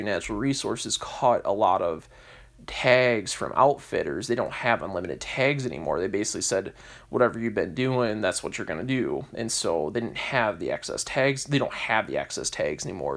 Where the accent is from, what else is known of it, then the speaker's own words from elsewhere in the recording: Michigan, United States; I'm American, as I said before, I'm from Michigan